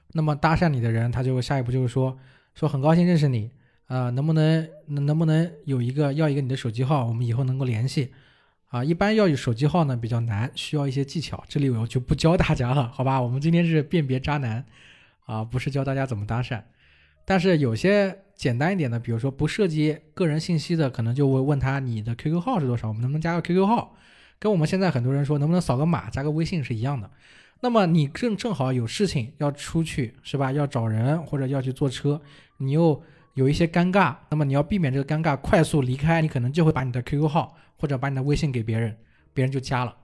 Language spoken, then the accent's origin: Chinese; China; 我们中国人